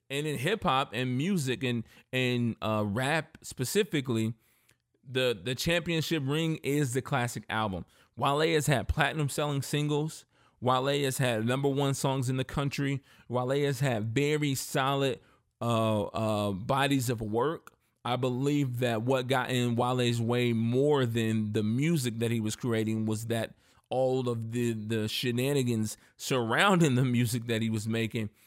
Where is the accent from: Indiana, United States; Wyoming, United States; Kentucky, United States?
Indiana, United States; I'm from Indiana, but I'm a, I'm a Southern boy at heart in a lot of ways. And my family grew up in Memphis and Mississippi